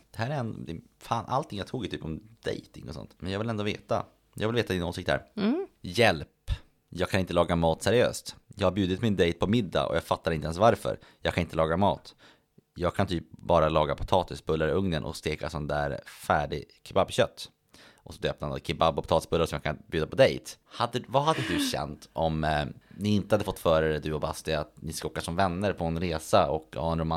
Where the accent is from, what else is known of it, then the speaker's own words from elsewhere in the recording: Örnsköldsvik, Västernorrland County, Sweden; hemma i Övik